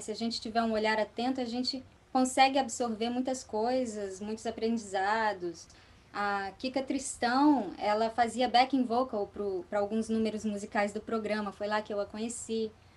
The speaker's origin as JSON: {"language": "Portuguese", "town": "Vitória", "region": "Espírito Santo", "country": "Brazil", "tie": "born or raised there", "also_born_or_lived": "Vila Velha", "said": "na cidade onde eu morava, que era Vitória, do Espírito, lá no Espírito Santo, eu nasci em Vila Velha, na verdade, mas de pequenininho eu já fui morar em Vitória."}